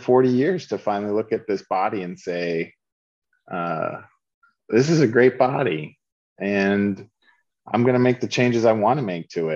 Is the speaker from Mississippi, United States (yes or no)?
no; Lowell, Massachusetts, United States; accent: Boston; I grew up in Lowell, Massachusetts, blue collar Boston suburb. I used to talk like, all the Boston movies sound, you know. I didn't have an R anywhere in my words